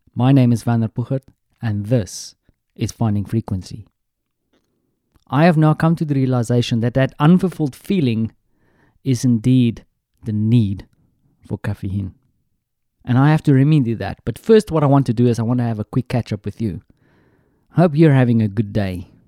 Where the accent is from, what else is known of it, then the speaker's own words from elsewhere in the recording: South Africa; moved away; my home country, South Africa